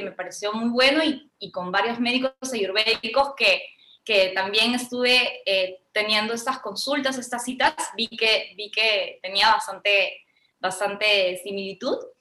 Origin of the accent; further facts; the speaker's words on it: Peru